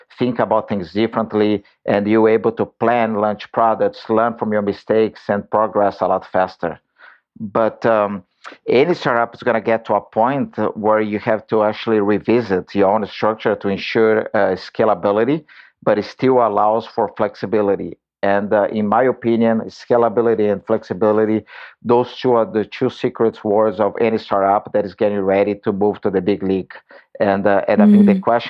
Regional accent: Brazil; moved away as an adult; now in San Francisco, United States; I grew up in Brazil

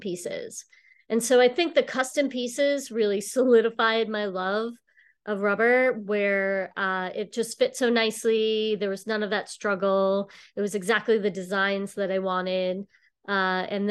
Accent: Long Island, New York, United States; moved away as an adult; now in Boston, United States; I'm actually from New York. I grew up on Long Island, and about 20 years ago, I moved to Boston

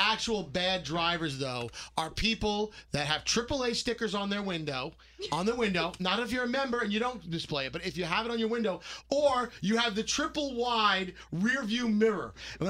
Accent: New York City, New York, United States; now in New Jersey, United States; I moved from Brooklyn, New York to New Jersey.

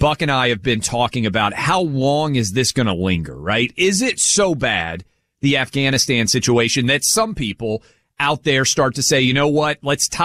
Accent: Nashville, Tennessee, United States; I'm born and raised in Nashville

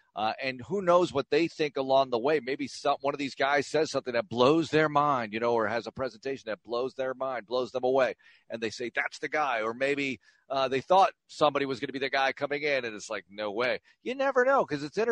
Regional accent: Western Massachusetts, United States; I'm from Western Massachusetts

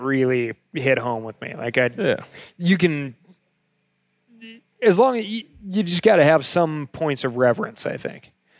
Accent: Montana, United States; I'm from Montana.

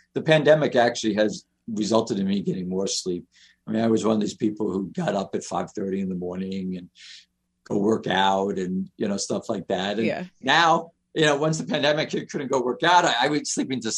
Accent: New York City, New York, United States; now in Detroit, United States; I lived in New York. I grew up in Queens.

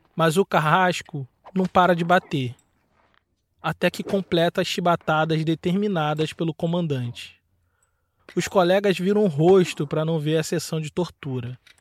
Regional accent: Nova Iguaçu, Rio de Janeiro, Brazil; moved away; also born or lived in Joinville, Santa Catarina; Eu sou natural de Nova Iguaçu, no Rio de Janeiro, mas em meados de 2020 eu ainda estava morando em Joinville, no norte de Santa Catarina

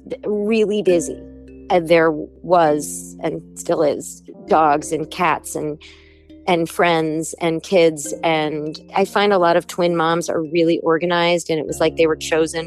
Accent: New York, United States; moved away as an adult; also born or lived in Los Angeles; I'm from New York, I love New York

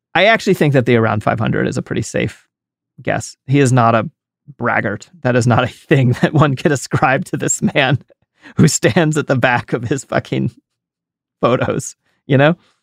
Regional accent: United States; I'm an American and all, all I come from is, I'm a white American

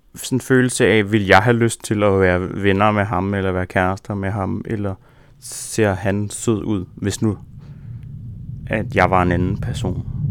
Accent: Rudkøbing, Southern Denmark, Denmark; jeg voksede op i Rudkøbing på Langeland

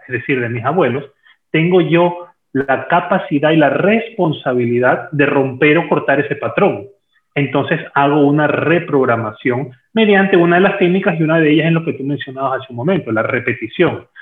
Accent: Ecuador; also born or lived in Peru; aquí en mi país, en Ecuador

